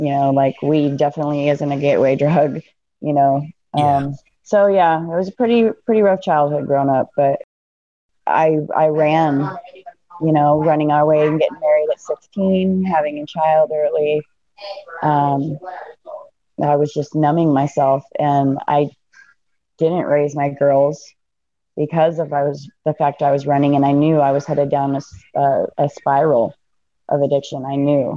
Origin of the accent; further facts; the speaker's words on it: Fort Myers, Florida, United States; moved away; also born or lived in Seattle, Washington; I was born in Florida. And in Fort Myers, Florida. I was raised part of my life up in Seattle. Okay. So I'm kind of all over. But Florida girl by nature